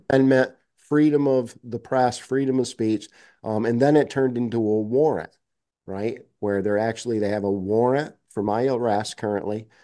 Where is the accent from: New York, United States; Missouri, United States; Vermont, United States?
Vermont, United States; Bennington; my hometown of Bennington.